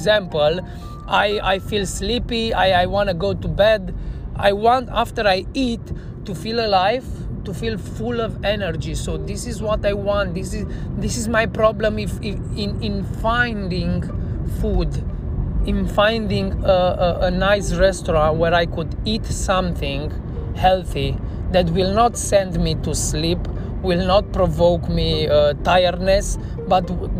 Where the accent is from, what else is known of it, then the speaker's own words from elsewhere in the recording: Cluj-Napoca, Cluj County, Romania; also born or lived in Bucharest; from Cluj, from my hometown